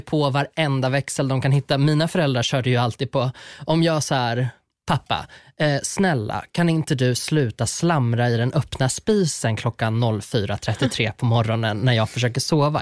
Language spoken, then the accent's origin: Swedish; Sweden; Jag är uppvuxen på landet